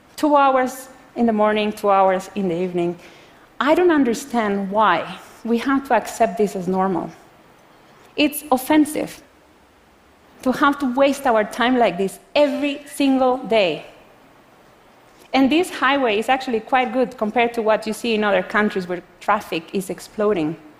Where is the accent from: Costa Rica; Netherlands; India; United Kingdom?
Costa Rica; I come from Costa Rica, a developing country.